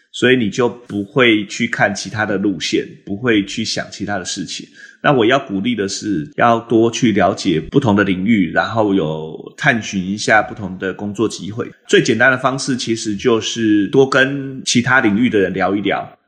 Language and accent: Chinese; Taiwan; moved away as an adult; now in Boston, United States; 我毕竟都在台湾长大嘛，所以我其实不太了解美国的职场文化